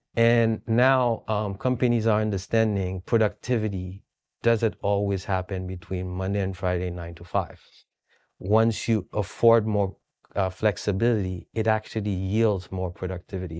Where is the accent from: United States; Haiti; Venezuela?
Haiti; moved away; I'm from Haiti.